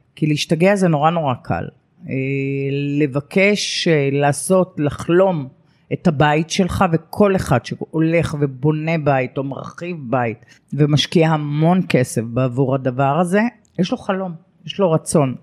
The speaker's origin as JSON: {"language": "Hebrew", "town": "Lod", "region": "Central District", "country": "Israel", "tie": "born or raised there", "also_born_or_lived": "Haifa / Re'ut", "moved": "as an adult", "said": "העיר שגדלתי בה ואהבתי אותה מאוד"}